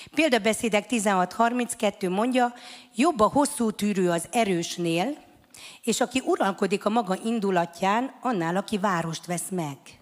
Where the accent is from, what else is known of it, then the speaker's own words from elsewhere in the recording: Hungary; Mi büszke magyarok vagyunk